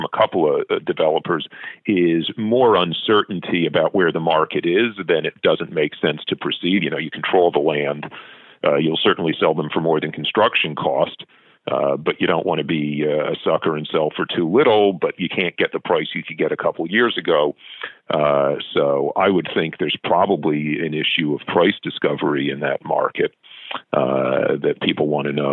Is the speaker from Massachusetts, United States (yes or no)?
no; New York City, New York, United States; now in Vancouver, Canada; I grew up in New York City